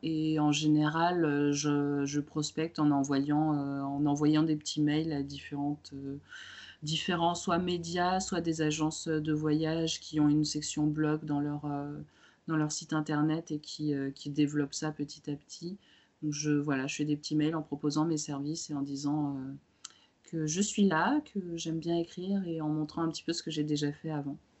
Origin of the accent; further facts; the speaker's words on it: France; also born or lived in Romania; je suis née en Roumanie, je suis arrivée en, France euh, en étant toute jeune